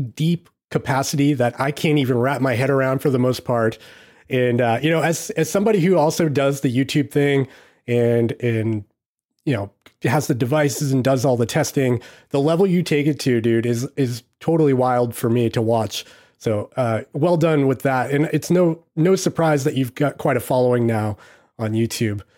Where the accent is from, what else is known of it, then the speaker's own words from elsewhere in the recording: United States; I'm I'm too American